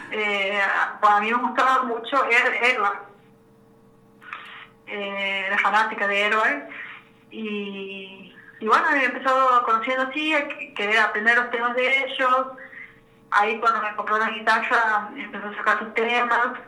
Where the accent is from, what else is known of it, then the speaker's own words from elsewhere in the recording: Santiago del Estero, Argentina; yo soy de Santiago del Estero